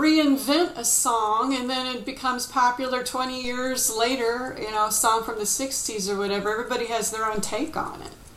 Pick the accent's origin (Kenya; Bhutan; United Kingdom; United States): United States; Detroit, Michigan; I'm originally from Detroit